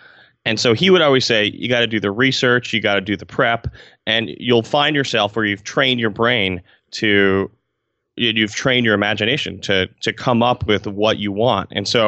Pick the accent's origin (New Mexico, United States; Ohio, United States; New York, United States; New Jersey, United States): New York, United States; Albany; And I'm from Albany, New York, which is the capital of New York State, not to brag, if you did not know that.